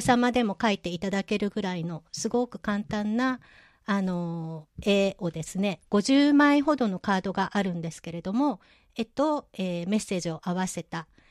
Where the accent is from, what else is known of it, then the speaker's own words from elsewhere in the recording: Nagoya, Aichi, Japan; 名古屋生まれの名古屋育ちで、えー、今も名古屋在住なんですけれども